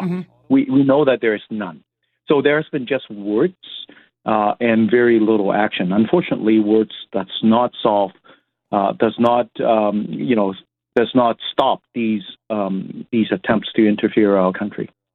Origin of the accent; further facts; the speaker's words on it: Canada; we are Canadians. We live in a free country